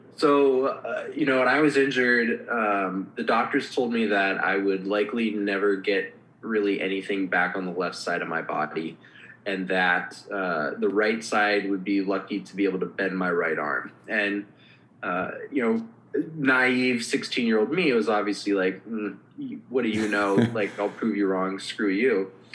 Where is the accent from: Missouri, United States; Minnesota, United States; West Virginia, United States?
Minnesota, United States; Minneapolis; moved away as an adult; also born or lived in Los Angeles; I grew up in Minneapolis, so by no means am I like a, a small town boy